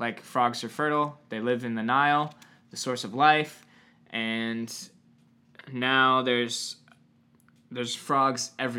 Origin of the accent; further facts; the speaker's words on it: New Hampshire, United States; But I do remember I grew up in New Hampshire for a hot second.